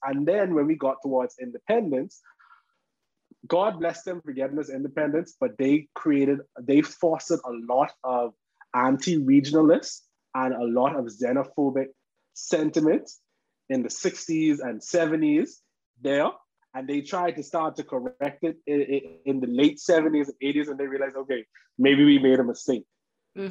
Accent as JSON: {"language": "English", "country": "Bahamas"}